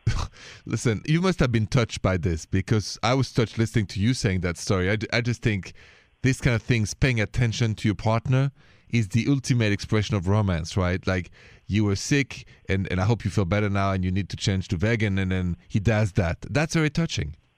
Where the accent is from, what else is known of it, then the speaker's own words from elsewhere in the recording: Paris, Île-de-France, France; accent: French; moved away; And my accent is French. I was born and raised in, in Paris, France.